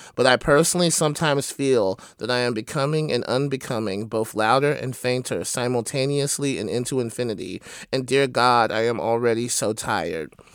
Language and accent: English; Triana, Alabama, United States; also born or lived in Athens, Alabama; now in Oakland, United States; I was born in Athens, right, but I grew up in Triana